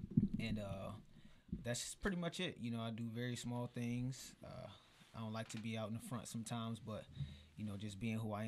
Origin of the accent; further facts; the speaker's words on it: Chesapeake, Virginia, United States; I'm from Chesapeake, Virginia, you know, by way of Deep Creek. Went to school in North Carolina.